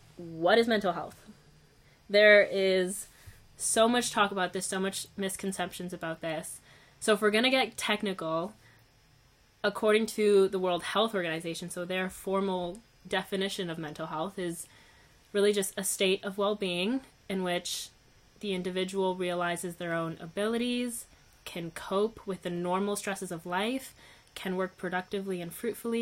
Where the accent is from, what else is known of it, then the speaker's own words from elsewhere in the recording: Canada; also born or lived in Uruguay; I wasn't born in Canada. I was born in Uruguay. But I was 2 years old